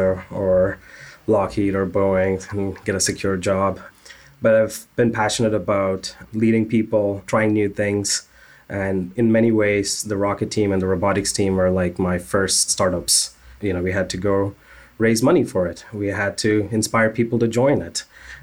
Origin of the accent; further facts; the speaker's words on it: Bangalore, Karnataka, India; moved away; I grew up in Bangalore, India, and Bangalore is the Silicon Valley, essentially, of India.